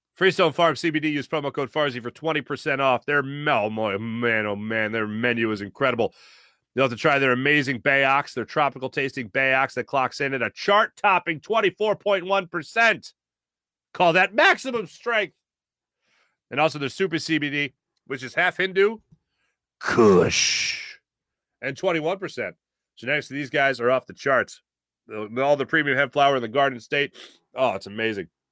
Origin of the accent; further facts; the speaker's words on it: United States; I'm American.